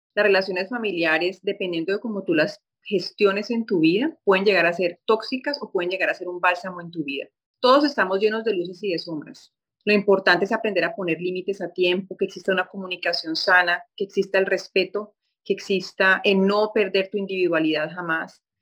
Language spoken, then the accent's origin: Spanish; Colombia; moved away as an adult; now in Rio de Janeiro, Brazil; ejercer periodismo en mi país, que soy colombiana